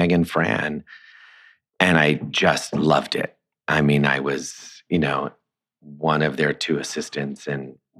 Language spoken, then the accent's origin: English; Long Island, New York, United States; I grew up in Long Island